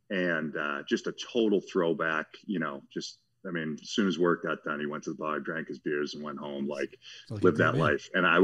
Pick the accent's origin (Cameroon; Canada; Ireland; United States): United States; Watertown, Massachusetts; I am a plumber from Watertown, Massachusetts. I did not know we had a plumbing museum.